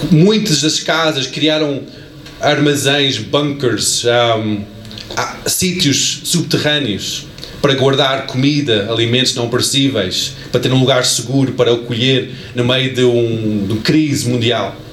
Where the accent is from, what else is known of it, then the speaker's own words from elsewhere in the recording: United States; born there; da terra onde eu cresci, que eu nasci, não, não cresci bem, mas nasci, Estados Unidos